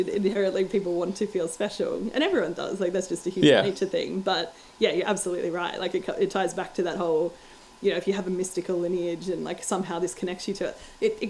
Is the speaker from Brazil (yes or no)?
no; Australia; So, and I call myself an Australian. Like, I wouldn't think of myself ever as being from anywhere but here, because my identity is very Australian.